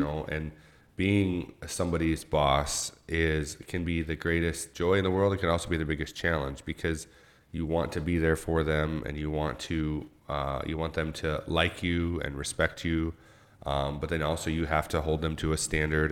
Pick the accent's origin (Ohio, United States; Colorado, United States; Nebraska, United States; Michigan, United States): Michigan, United States; Owosso; also born or lived in New York; I grew up in Little Owasso here